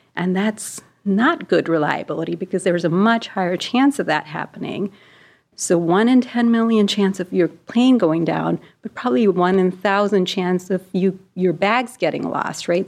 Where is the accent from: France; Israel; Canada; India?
India; moved away as an adult; So I was born in India and I grew up there and I went to med school there.